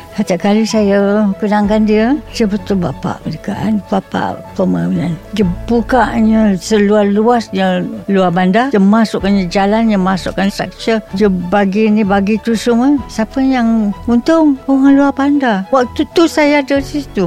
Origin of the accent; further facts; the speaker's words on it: Kuala Lumpur, Malaysia; moved away as an adult; also born or lived in Selangor / Singapore / Kedah; saya ni Daripada Kuala Lumpur Daripada kecil